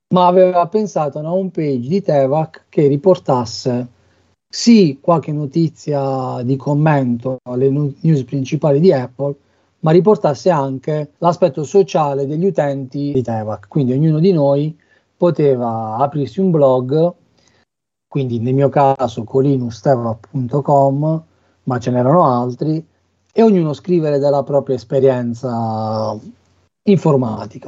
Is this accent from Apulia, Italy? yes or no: yes; Bari, Apulia, Italy; moved away as an adult; now in Cesena, Italy; non posso che venire da Bari